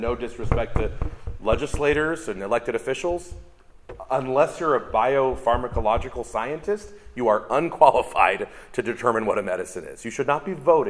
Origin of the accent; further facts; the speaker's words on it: California, United States; it started in my home state, California, in 1996